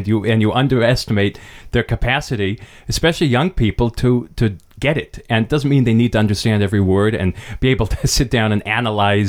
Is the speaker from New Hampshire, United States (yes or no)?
yes; Hanover, New Hampshire, United States; the local pizzeria where I grew up in New Hampshire